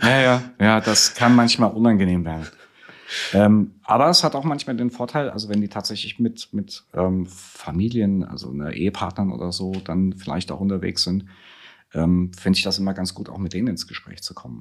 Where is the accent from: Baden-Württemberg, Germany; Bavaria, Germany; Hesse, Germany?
Hesse, Germany; Friedberg; moved away as an adult; in Friedberg geboren, also ich bin klassischer Mittelhesse